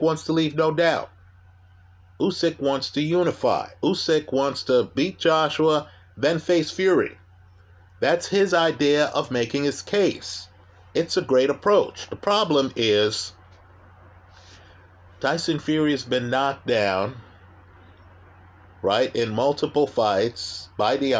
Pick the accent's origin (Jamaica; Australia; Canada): Jamaica; I'm Jamaican